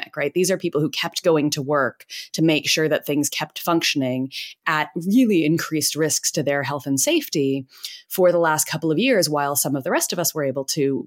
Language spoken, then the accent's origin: English; United States; moved away; I'm American.